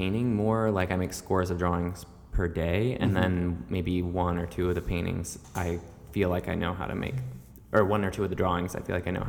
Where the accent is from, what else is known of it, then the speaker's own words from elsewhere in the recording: Tracy's Landing, Maryland, United States; now in New York, United States; I grew up in Tracy's Landing, Maryland. Mm-hmm. So it's a pretty rural part of the country. It's like an hour south of Baltimore.